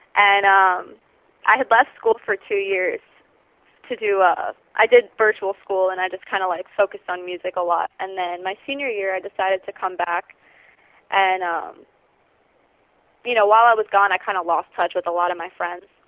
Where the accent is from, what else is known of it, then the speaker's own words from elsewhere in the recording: Cooper City, Florida, United States; we're from Cooper City